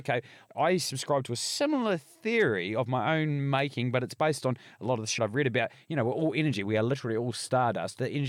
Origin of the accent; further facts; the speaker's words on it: Bluff, Southland, New Zealand; growing up in Bluff was the same.